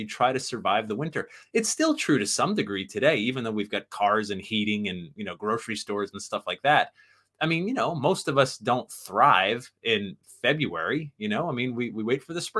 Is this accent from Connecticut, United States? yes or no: yes; Sandy Hook, Connecticut, United States; I was the young whippersnapper growing up in Sandy Hook, Connecticut, and the town next to Sandy Hook is Monroe, Connecticut, which is where Ed and Lorraine Warren live.